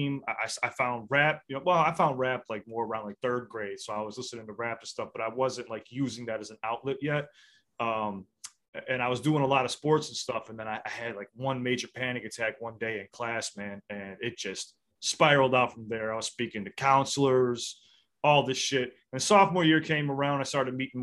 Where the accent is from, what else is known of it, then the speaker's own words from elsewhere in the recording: Chicago, Illinois, United States; I'm from the South Side of Chicago